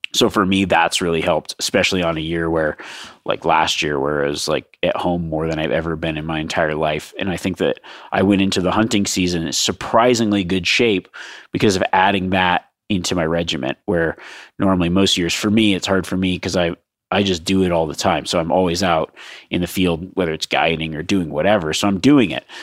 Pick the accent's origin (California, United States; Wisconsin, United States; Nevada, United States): Nevada, United States; my home state of Nevada